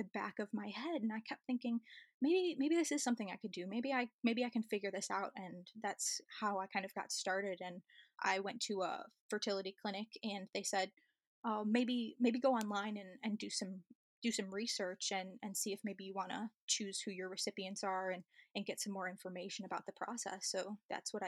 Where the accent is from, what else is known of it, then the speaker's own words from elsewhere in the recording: Chicago, Illinois, United States; moved away as an adult; also born or lived in New South Wales Central Coast, Australia; now in New South Wales, Australia; I'm originally from Chicago and I moved to Australia about 10 years ago